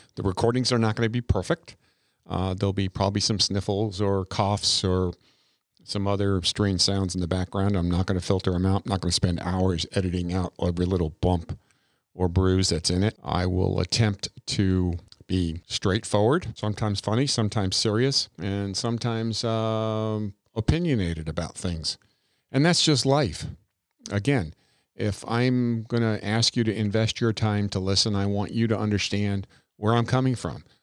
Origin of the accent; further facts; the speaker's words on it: Long Island, New York, United States; moved away; out on Long Island, Long Island, uh, where I grew up. I'm, I'm not from Brooklyn. I'm a Long Island kid.